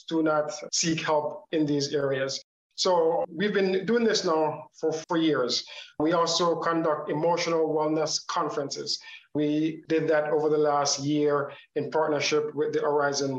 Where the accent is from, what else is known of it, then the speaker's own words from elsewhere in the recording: Canada; also born or lived in Jamaica; now in Howard County, United States; I was born in Jamaica. I grew up in Canada.